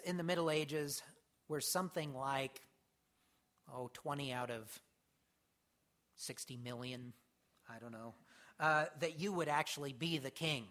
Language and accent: English; United States; as Americans in particular, we have an innate something in us